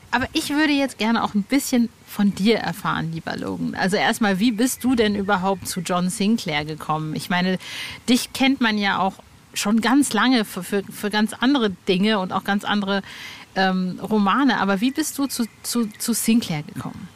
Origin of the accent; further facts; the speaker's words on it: Hövelhof, North Rhine-Westphalia, Germany; moved away; Ich bin ja im Kreis Paderborn aufgewachsen, also Born in Paderborn